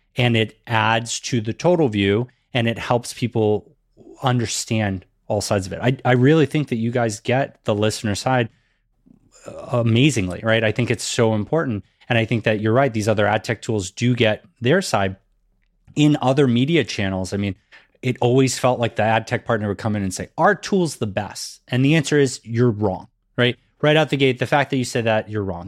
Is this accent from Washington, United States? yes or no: no; Massachusetts, United States; growing up in Massachusetts, that was something that they definitely made sure we learned in school